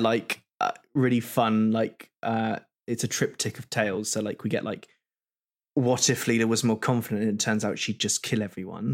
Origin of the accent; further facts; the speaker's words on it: United Kingdom; We're both British